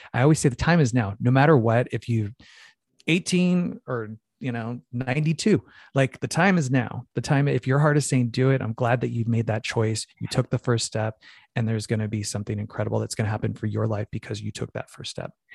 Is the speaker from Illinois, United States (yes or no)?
no; Phoenix, Arizona, United States; growing up in Phoenix, Arizona